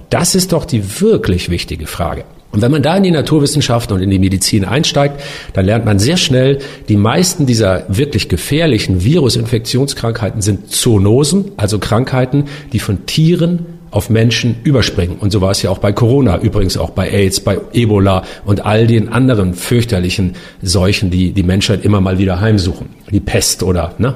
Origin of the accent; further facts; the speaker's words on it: Northern Germany, Germany; Ich bin ja auch ein Norddeutscher